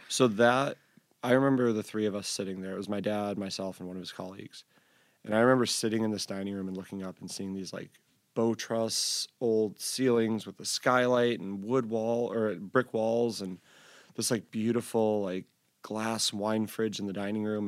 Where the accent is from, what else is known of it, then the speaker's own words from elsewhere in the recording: Syracuse, New York, United States; I grew up in Syracuse, and it was like, that was the big, like, straight edge vegan hardcore scene.